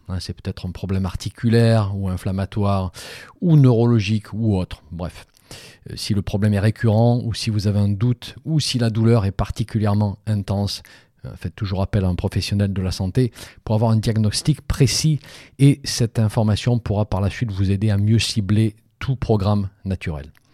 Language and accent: French; Provence-Alpes-Côte d'Azur, France; chez moi en Provence